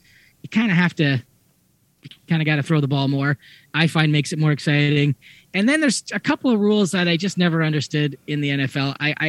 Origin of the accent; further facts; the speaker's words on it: Ontario, Canada; I grew up just outside of Hamilton, so I am not a Toronto fan when it comes to football.